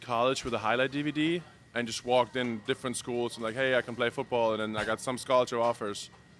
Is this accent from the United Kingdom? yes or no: no; Germany; moved away as an adult; also born or lived in North Carolina; now in United States; I'm originally from Germany. Came here 6 years ago. Went to NC State.